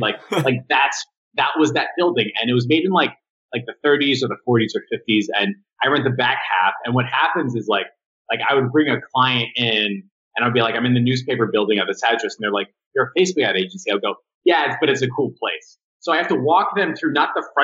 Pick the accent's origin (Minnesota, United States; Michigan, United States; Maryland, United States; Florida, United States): Florida, United States; Miami; I live in Miami, Florida. I don't speak Spanish